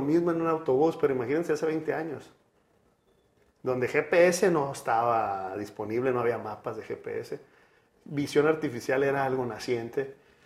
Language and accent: Spanish; Sinaloa, Mexico; also born or lived in Monterrey; soy sinaloense